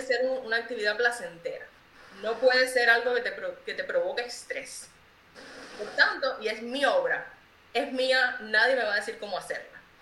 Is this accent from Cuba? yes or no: yes; Cuba; moved away as an adult; now in Cincinnati, United States; soy de Cuba